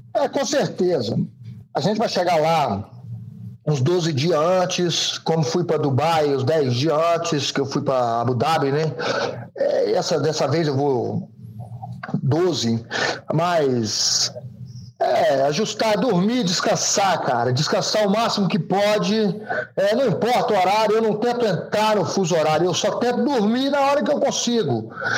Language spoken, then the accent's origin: Portuguese; Governador Valadares, Minas Gerais, Brazil; moved away as an adult; eu fiquei só no Sobral, né, cara, em Valadares, na verdade, nunca tinha saído dessa, daquela região